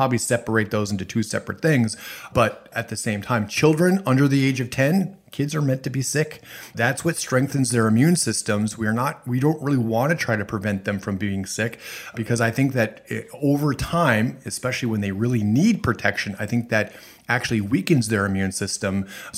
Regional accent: Minnesota, United States; And I'm originally from the Midwest, Minnesota

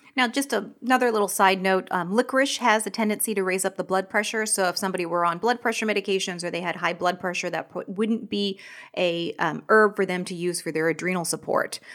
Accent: Washington, United States; moved away; I'm from Washington State

